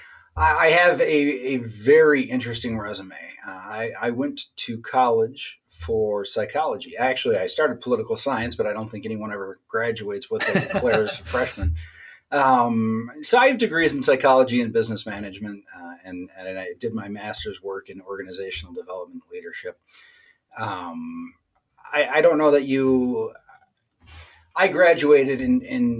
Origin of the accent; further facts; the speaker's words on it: Minnesota, United States; as a Minnesotan, as a Northerner